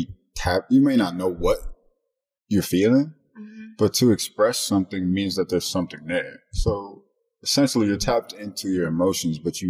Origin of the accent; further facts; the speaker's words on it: East Cleveland, Ohio, United States; also born or lived in Mayfield; From East Cleveland